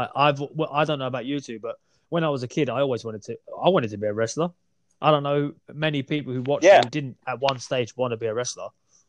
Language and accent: English; Essex, East of England, United Kingdom; I did just say we're from the Essex area